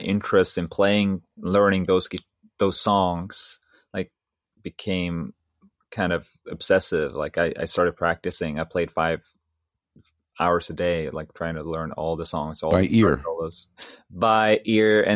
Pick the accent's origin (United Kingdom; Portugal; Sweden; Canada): Sweden; moved away as an adult; my elementary school was a music elementary school in my hometown